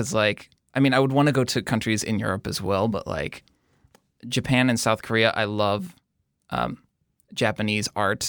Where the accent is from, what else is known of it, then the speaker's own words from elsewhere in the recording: Kuwait; born there; so I was born in Kuwait, which is a tiny country in the Middle East right next to Iraq.